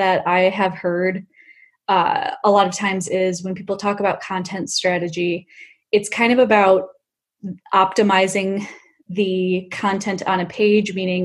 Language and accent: English; Michigan, United States; moved away as an adult; now in Bay Area, United States; Originally from Michigan, but I've lived in the Bay Area for 5 years